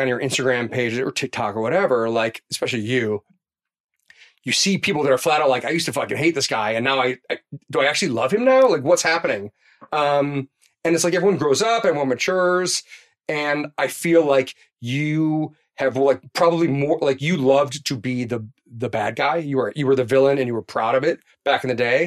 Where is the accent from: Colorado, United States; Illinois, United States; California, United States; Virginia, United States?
Illinois, United States; Chicago; I'm from Chicago